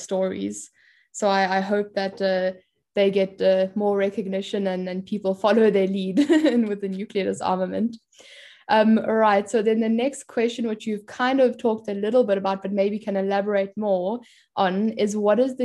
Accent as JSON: {"language": "English", "country": "South Africa", "tie": "born or raised there", "said": "growing up in South Africa that also gave up their nuclear weapons"}